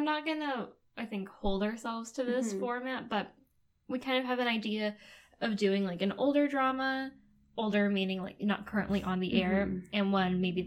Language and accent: English; United States; accent: American; my dumb American accent